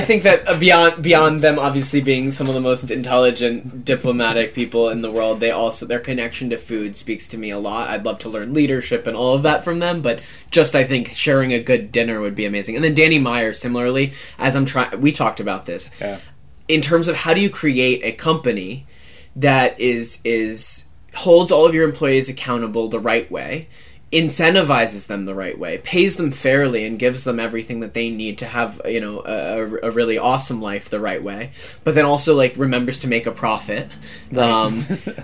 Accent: United States; as an American as someone who grew up like with like cereal on the table

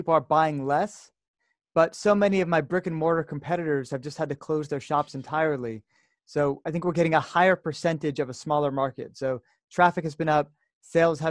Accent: United States; moved away as an adult; now in Jerusalem, Israel; I'm having this call right now from Jerusalem, Israel, even though I'm from America

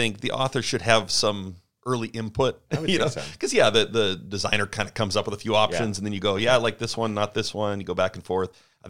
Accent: Canada; moved away as an adult; now in United States; But I grew up, born and raised in Canada, came down to the States.

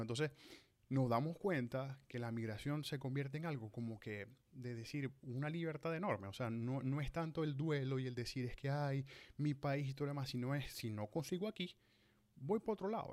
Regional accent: Maracaibo, Zulia, Venezuela; moved away as an adult; cumplo 10 años de haber salido de Maracaibo, de haber salido de Venezuela, de mi tierra natal

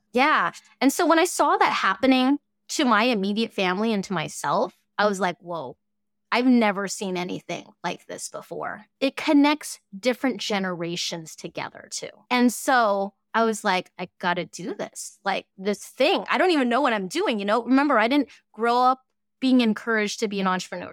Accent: Fairbanks, Alaska, United States; first language Cantonese; English is a second language; also born or lived in Hong Kong / Boise, Idaho; I actually grew up here in Fairbanks, Alaska

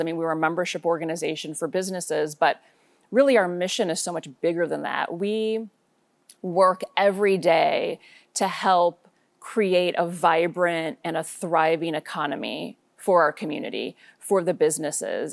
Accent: suburbs of Chicago, Illinois, United States; moved away as an adult; now in Portland, United States; I was born and raised in Illinois, grew up in the suburbs of Chicago

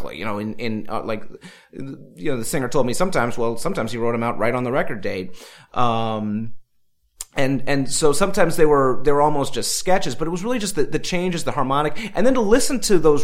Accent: Hudson Falls, New York, United States; We grew up together in Hudson Falls

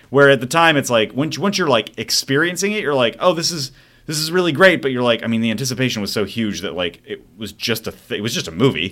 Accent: Mesa, Arizona, United States; I did grow up in Mesa, Arizona

